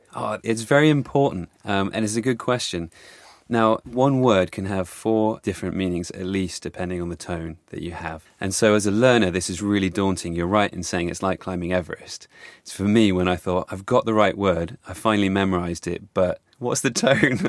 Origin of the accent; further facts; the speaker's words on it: England, United Kingdom; as an English person learning Chinese